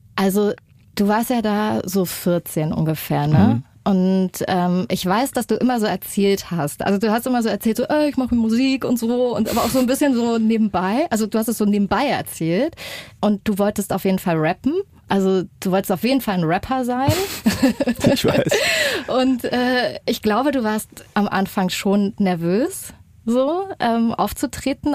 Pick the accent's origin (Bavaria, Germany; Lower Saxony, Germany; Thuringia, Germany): Thuringia, Germany; Erfurt; wir sind beide aus Erfurt